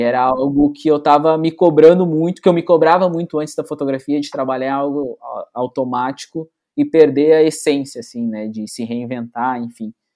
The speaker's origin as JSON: {"language": "Portuguese", "town": "São Leopoldo", "region": "Rio Grande do Sul", "country": "Brazil", "tie": "born or raised there", "said": "a gente é, é, é natural de São Leopoldo, né? Aqui na, na, região metropolitana, né? De Porto Alegre"}